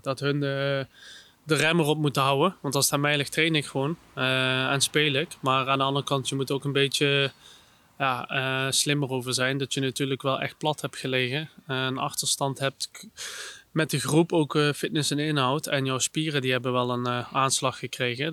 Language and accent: Dutch; Netherlands; ik als Nederlander